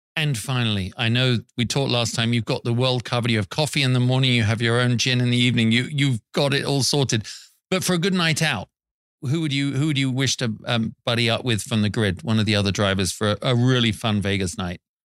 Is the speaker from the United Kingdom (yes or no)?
yes; England, United Kingdom; We're English